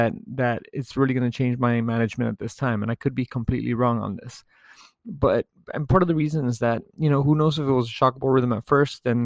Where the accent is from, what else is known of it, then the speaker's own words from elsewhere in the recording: United States; being an American